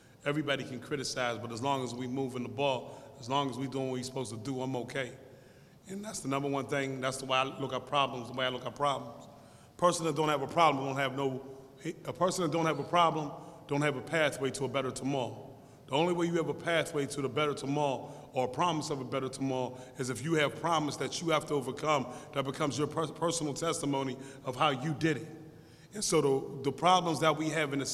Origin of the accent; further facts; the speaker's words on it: Pittsburgh, Pennsylvania, United States; I come from Larmer, East Liberty, Larmer area. I was right on Larmer in Broad Street